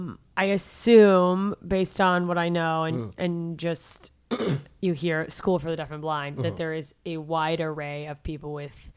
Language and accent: English; Mississippi, United States; moved away; also born or lived in Tampa, Florida; And that's like where I lived growing up in Mississippi